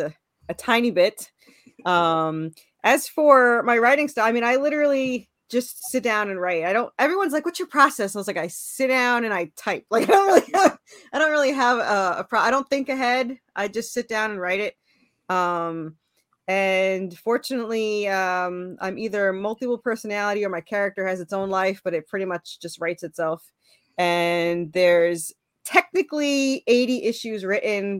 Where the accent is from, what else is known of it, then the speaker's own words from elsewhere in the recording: New York, United States; moved away as an adult; now in Tennessee, United States; Originally I was from New York. And then I moved to Tennessee